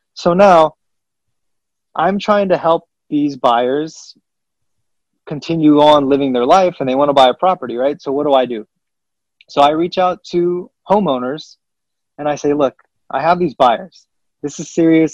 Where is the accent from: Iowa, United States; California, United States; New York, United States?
California, United States; also born or lived in Kabul, Afghanistan / Pakistan; I came here when I was you know, roughly, you know, two and a half, nearly three years old